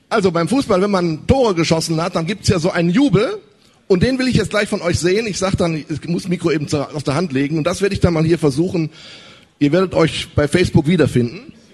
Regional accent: North Rhine-Westphalia, Germany; Wow, ich komme aus dem Ruhrgebiet.

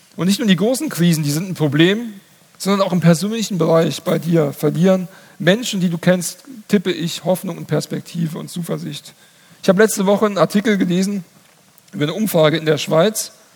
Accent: Hesse, Germany; in meinem Heimatdorf. Da gab es den größten Waldbrand, ähm, ich glaube, in der Geschichte Hessens

